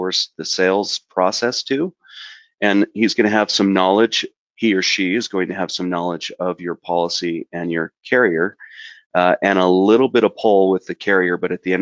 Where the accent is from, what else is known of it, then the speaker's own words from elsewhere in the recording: southern Utah, United States; I grew up in southern Utah in the Red Deserts, but I live in northern Utah now